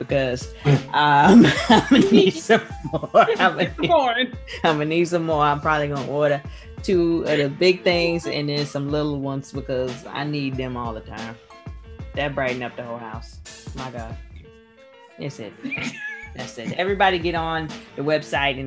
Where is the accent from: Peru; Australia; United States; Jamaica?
United States; the South; we are from the South